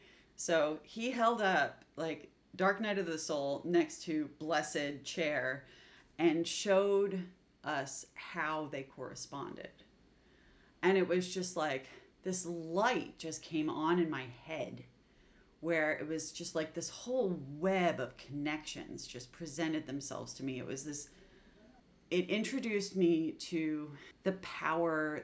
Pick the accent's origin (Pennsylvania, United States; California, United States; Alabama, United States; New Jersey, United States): New Jersey, United States; I grew up in New Jersey where we had a lot of migrant workers